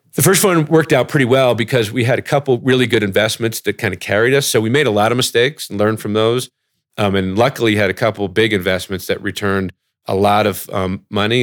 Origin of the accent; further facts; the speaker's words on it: New Jersey, United States; also born or lived in Ithaca, New York / Oxford, United Kingdom; I grew up in New Jersey